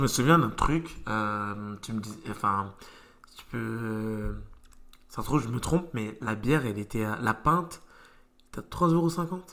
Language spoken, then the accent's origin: French; France; j'ai grandi euh, en Europe, en France